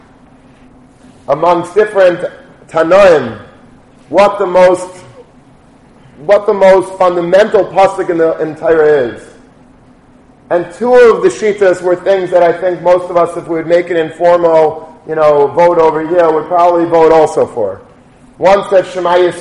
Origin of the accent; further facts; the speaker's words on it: Long Beach, New York, United States; when I was a kid and growing up in Long Beach